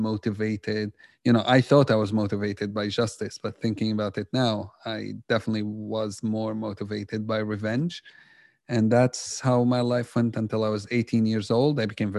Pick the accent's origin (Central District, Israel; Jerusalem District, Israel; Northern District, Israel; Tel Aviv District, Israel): Jerusalem District, Israel; Jerusalem; Growing up in Jerusalem, I was totally on the other side. And that's because just, you know, reality in Jerusalem, the things I grew up seeing have shaped a lot of what I believed.